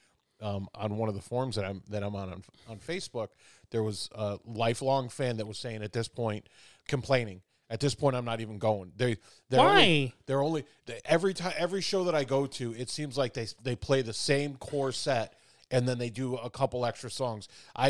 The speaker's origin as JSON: {"language": "English", "town": "Chicago", "region": "Illinois", "country": "United States", "tie": "born or raised there", "said": "Growing up in Chicago"}